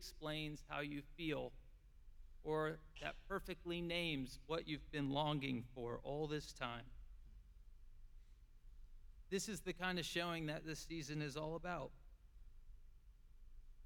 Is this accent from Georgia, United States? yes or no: no; Hutto, Texas, United States; I'm from Hutto, Texas